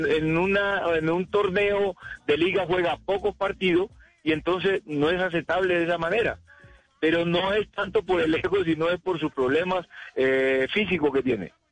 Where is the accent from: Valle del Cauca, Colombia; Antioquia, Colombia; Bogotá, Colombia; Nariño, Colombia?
Nariño, Colombia; Tumaco; Yo soy de Tumaco, yo soy de Tumaco